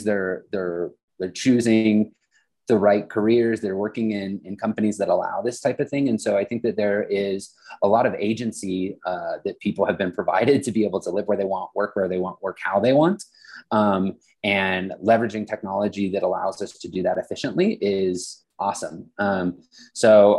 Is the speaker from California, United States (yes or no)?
no; Western Slope, Colorado, United States; I grew up on the Western Slope